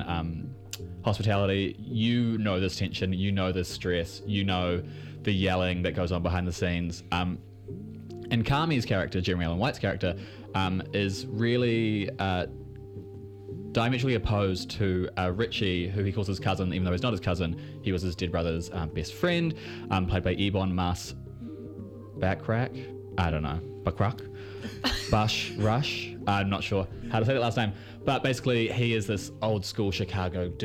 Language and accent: English; New Zealand; accent: Kiwi; I've got that weird Kiwi thickness